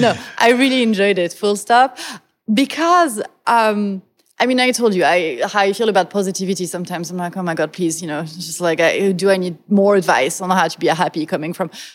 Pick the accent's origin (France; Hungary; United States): France; moved away; I come from France, which is a country that is eminently pessimistic